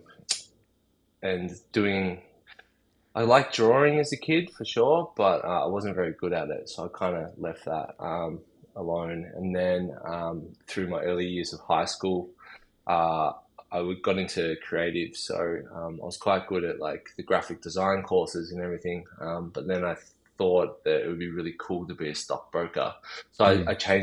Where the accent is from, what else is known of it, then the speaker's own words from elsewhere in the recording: Melbourne, Victoria, Australia; I grew up in the northern suburbs of Melbourne.